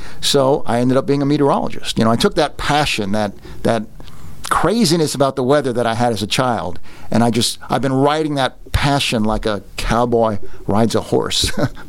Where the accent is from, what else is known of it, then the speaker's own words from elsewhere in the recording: Northeast, United States; I grew up in the Northeast near